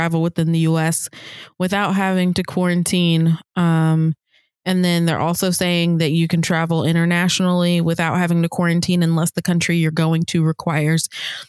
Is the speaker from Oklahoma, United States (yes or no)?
yes; Oklahoma, United States